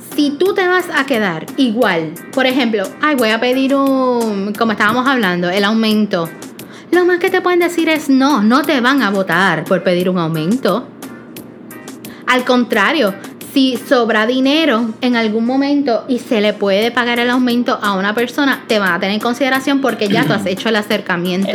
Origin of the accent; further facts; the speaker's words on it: Puerto Rico; como buen boricua